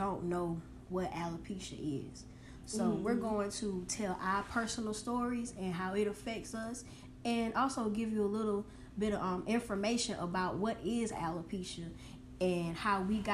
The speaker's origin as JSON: {"language": "English", "town": "McCormick", "region": "South Carolina", "country": "United States", "said": "I'm from McCormick, South Carolina. Represent Clark's Hill, you know, 864-333 to upstate"}